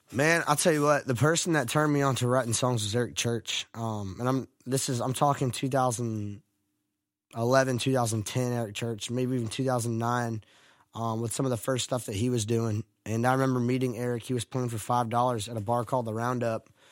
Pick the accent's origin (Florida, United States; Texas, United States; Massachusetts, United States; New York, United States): Florida, United States; Stuart; moved away as an adult; now in Nashville, United States; I grew up in Stuart, Florida